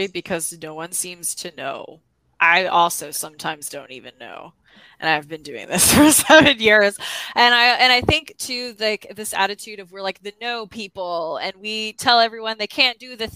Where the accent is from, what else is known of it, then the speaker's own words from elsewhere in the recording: the South, United States; I'm from the South